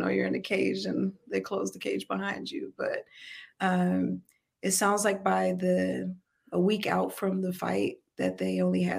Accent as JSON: {"language": "English", "town": "St. Louis", "region": "Missouri", "country": "United States", "also_born_or_lived": "California", "moved": "yes", "lives_now": "Houston, United States", "said": "I'm originally from St. Louis, Missouri"}